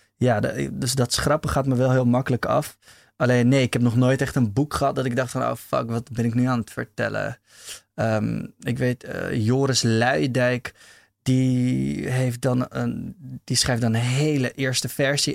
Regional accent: Amsterdam, North Holland, Netherlands; Ja, ik ben in de eerste plaats Amsterdammer

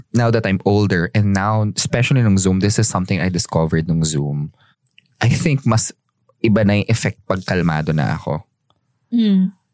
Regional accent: Tabaco, Bicol Region, Philippines; Ah, tabako ako

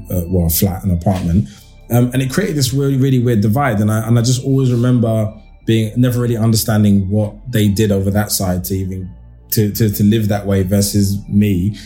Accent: London, United Kingdom; like I grew up in De Beauvoir in Hackney

